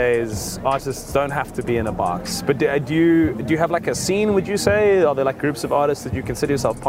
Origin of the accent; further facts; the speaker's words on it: Cape Town, Western Cape, South Africa; moved away as an adult; now in Johannesburg, South Africa; I left when I was 23